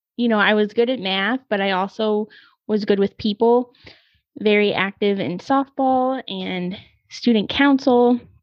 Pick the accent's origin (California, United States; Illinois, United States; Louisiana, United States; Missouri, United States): Missouri, United States; moved away as an adult; I went to school on the East Coast and I'm from Missouri